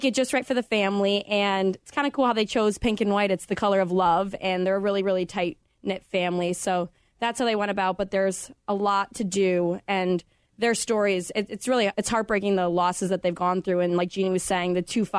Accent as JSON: {"language": "English", "town": "Chicago", "region": "Illinois", "country": "United States", "tie": "born or raised there", "said": "Growing up in Chicago"}